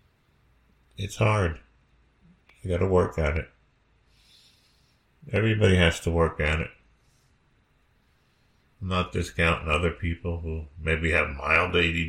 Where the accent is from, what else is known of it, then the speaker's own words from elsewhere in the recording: United States; I grew up in America